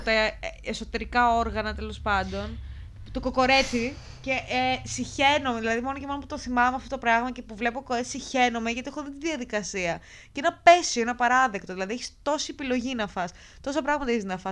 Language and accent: Greek; Lamia, Central Greece, Greece; είμαι από Λαμία